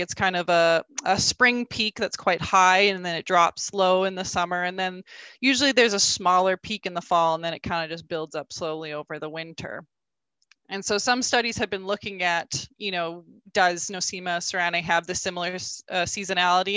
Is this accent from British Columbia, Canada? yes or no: no; rural Alberta, Canada; I grew up in, in rural Alberta